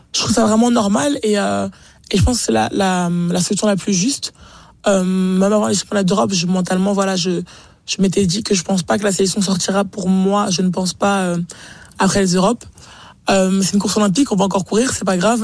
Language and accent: French; France; en tant que Français